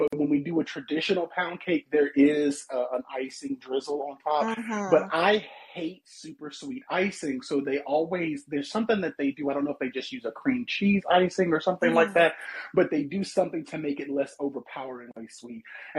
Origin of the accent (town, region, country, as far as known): Mississippi, United States